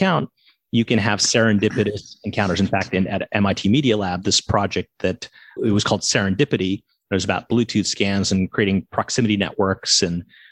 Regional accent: Massachusetts, United States; moved away as an adult; also born or lived in Silicon Valley; now in Brooklyn, United States; I grew up in Massachusetts

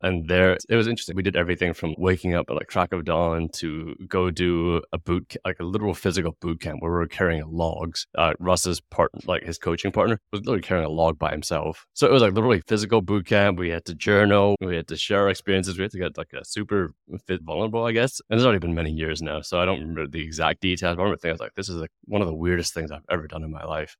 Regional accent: Hong Kong; moved away; I come from Hong Kong, like big Asian city

